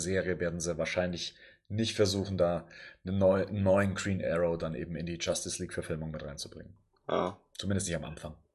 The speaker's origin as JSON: {"language": "German", "region": "Bavaria", "country": "Germany", "said": "Ich bin aus Bayern."}